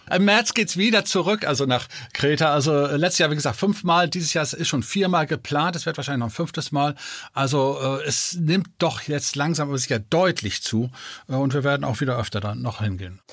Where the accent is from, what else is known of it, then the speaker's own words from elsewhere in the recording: Denmark; moved away; Ich bin ja gebürtiger Däne.